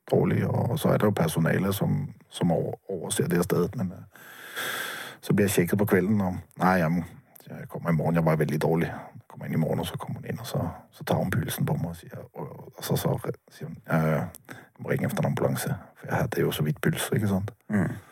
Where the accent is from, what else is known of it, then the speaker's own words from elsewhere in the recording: Bergen, Vestland, Norway; Det liker jeg som bergenser